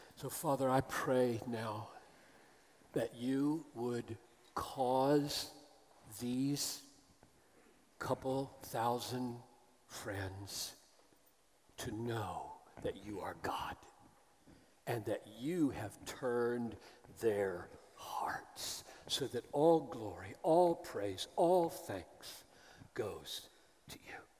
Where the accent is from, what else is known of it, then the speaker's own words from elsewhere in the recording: the South, United States; as an American who grew up in the South